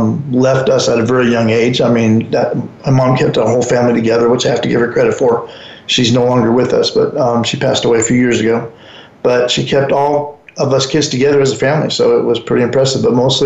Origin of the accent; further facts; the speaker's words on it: Albuquerque, New Mexico, United States; moved away as an adult; also born or lived in Elyria, Ohio; now in Hawaii, United States; I was born in a little town called Elyria, Ohio, and we moved out of there when mom packed all six of us kids, myself and five sisters, to Albuquerque, New Mexico, and pretty much lived there most of our life, all through high school and tech school and everything from there.